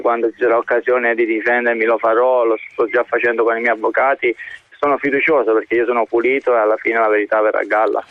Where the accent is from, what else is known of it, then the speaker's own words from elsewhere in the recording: Naples, Campania, Italy; moved away as an adult; now in Russia; da napoletano